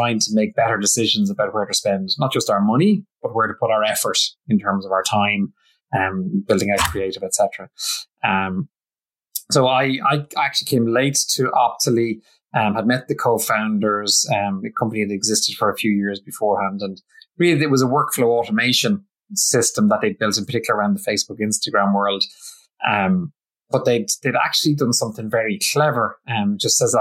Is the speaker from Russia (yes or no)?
no; Ireland; I'm Irish